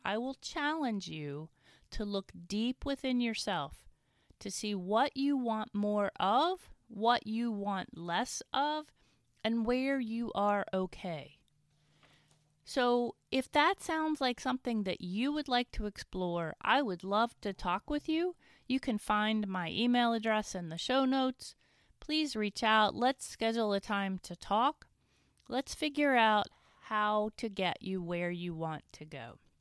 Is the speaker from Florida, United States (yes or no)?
no; Winchester, Virginia, United States; my hometown of Winchester